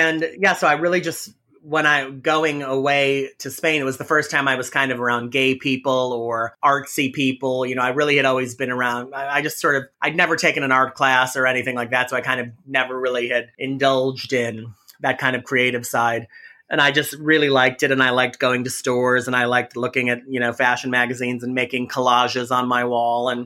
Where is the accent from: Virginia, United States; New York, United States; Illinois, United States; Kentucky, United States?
Illinois, United States; Hanover Park; moved away as an adult; also born or lived in Chicago / West Lafayette, Indiana; I was born in Chicago. And then when I was like 3 or 4, we moved to the suburbs of Chicago. So I grew up in a place called Hanover Park, Illinois